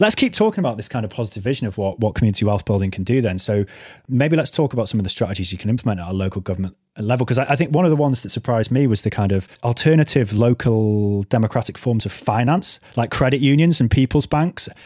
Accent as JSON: {"language": "English", "region": "North Wales", "country": "United Kingdom", "tie": "born or raised there", "said": "where I grew up in North Wales"}